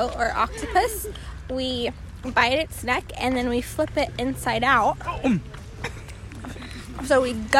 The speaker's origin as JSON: {"language": "English", "area": "the Big Island", "region": "Hawaii", "country": "United States", "said": "I'm from Hawaii. The big island."}